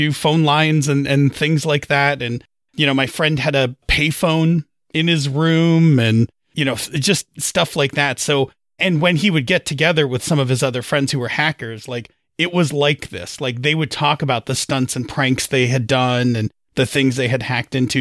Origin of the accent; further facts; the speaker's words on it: outside of New York City, United States; I actually grew up pretty rural. I grew up outside of New York City